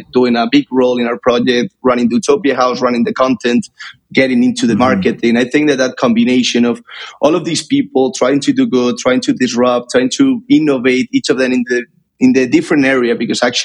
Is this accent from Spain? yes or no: yes; Madrid, Community of Madrid, Spain; I'm currently in Madrid. This is actually my hometown.